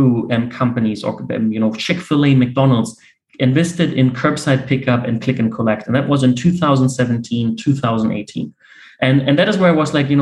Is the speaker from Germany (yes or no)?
yes; Berlin, Germany; Born and raised in Berlin